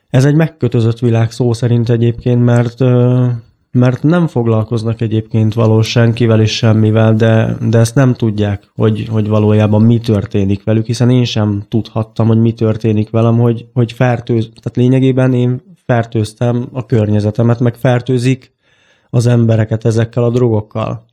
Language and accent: Hungarian; Baks, Csongrád-Csanád, Hungary; moved away as an adult; now in Budapest, Hungary; így Csongorád megyéből jöttem egyébként, egy kis falucskából, úgy hívják, hogy Baks egyébként. Honnan költöztünk föl ide Budapestre